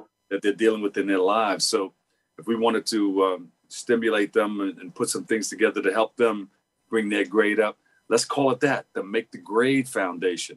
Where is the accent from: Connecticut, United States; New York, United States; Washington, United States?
New York, United States; New York City; the neighborhood where I grew up in Queensbridge